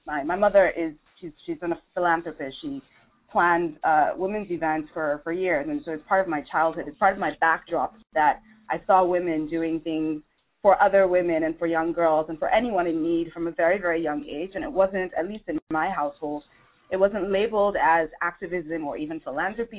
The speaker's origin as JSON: {"language": "English", "country": "Nigeria", "said": "I'm originally from Nigeria."}